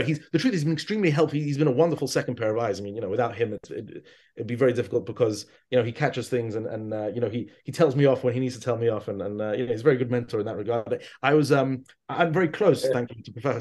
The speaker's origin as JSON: {"language": "English", "region": "London", "country": "United Kingdom", "tie": "born or raised there", "also_born_or_lived": "Israel", "moved": "as an adult", "said": "I grew up in London"}